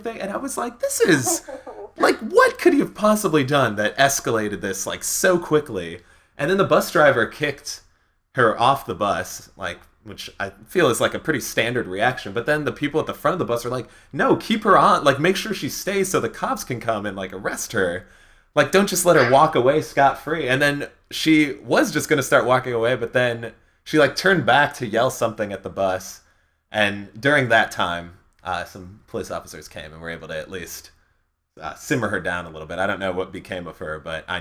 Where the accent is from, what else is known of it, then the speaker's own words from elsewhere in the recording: Skokie, Illinois, United States; growing up in Skokie